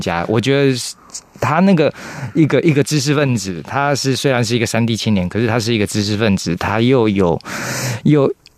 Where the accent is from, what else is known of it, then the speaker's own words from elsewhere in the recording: Taichung, Taiwan; first language Taiwanese Hokkien; Chinese is a second language; moved away as an adult; also born or lived in Taipei; 我是台中人啊，我要跟他讲台语。嗯。阮对，呃，自细汉拢讲台语